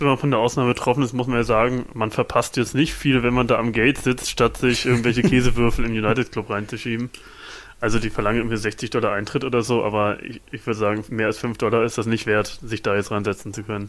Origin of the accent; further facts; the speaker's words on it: Germany; wir als Deutsche